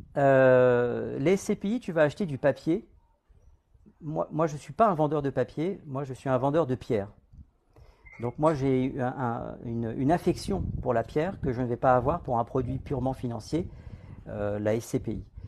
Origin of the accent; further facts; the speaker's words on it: Guadeloupe; je viens de Guadeloupe